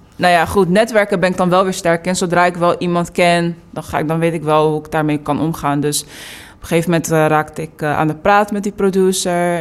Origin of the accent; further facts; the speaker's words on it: Delft, South Holland, Netherlands; also born or lived in New York; now in The Hague, Netherlands; ik ben geboren en getogen in Delft. En eh, ik woon nu eh, in Den Haag.